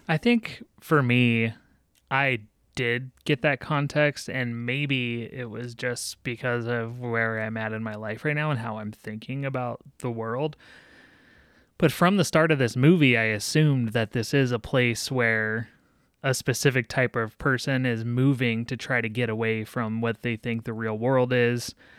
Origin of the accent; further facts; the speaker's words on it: Texas, United States; where I grew up in Texas and in, in a smaller town